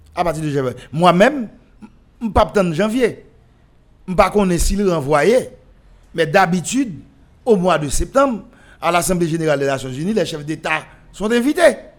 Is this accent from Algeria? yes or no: no; Haiti